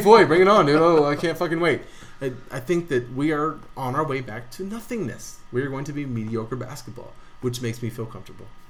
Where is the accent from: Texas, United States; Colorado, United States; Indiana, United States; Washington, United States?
Colorado, United States; Denver; We're from Denver